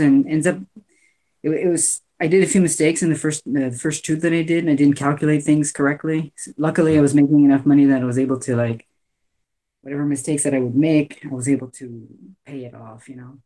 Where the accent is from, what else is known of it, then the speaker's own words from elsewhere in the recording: Canada; I'm Canadian